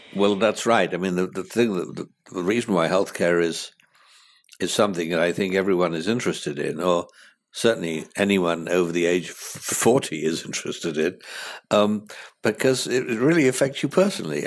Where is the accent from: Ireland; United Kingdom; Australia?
United Kingdom; moved away as an adult; now in United States; as a Brit coming here